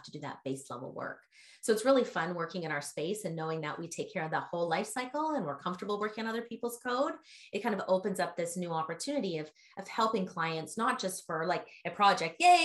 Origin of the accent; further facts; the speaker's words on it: Canada; also born or lived in Vancouver; now in San Francisco, United States; I'm originally from Canada, but my heart's in San Francisco